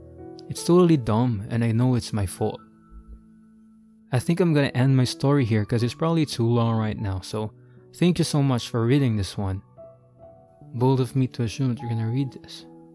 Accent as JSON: {"language": "English", "town": "Sacramento", "region": "California", "country": "United States"}